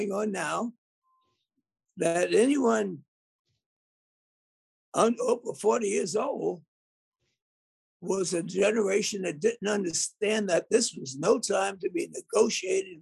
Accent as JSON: {"language": "English", "town": "New York City", "region": "New York", "country": "United States", "tie": "born or raised there", "said": "I was raised in the Harlem community, which had a language of its own"}